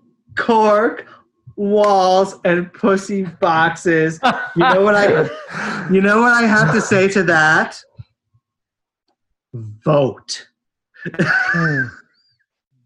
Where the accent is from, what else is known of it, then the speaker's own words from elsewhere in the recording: Kingston, New York, United States; I grew up in Kingston, New York, which was like the bluestone capital